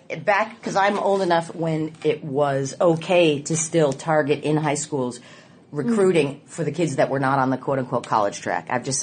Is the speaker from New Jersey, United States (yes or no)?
yes; New Jersey, United States; also born or lived in Houston, United States; I grew up in New Jersey and Houston.